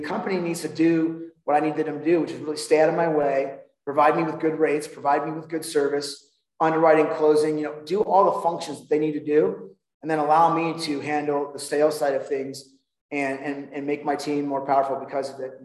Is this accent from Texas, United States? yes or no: no; Huntington Beach, California, United States; moved away as an adult; now in Denver, United States; I, I grew up in Huntington Beach, California, and uh, lived there most of my life.